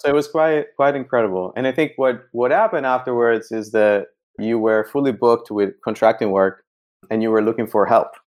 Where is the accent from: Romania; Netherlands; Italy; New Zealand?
Italy; northern Italy; moved away as an adult; now in San Francisco, United States; growing up in Italy